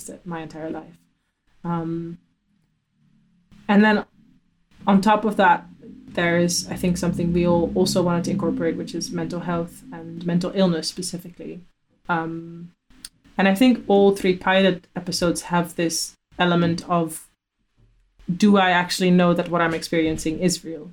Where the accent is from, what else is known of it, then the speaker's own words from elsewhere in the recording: Amsterdam, North Holland, Netherlands; moved away; also born or lived in Glasgow; I'm from Amsterdam.